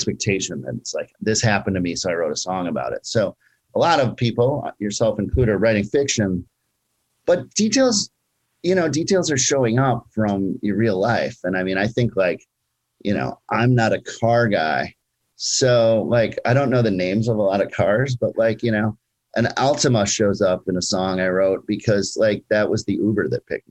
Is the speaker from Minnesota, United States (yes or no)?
yes; Minneapolis, Minnesota, United States; now in Brooklyn, United States; that's my hometown, Minneapolis, Minnesota